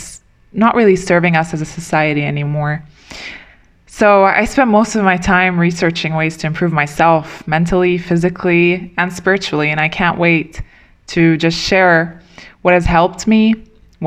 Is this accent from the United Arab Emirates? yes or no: yes; Dubai, United Arab Emirates; I was born and raised in Dubai.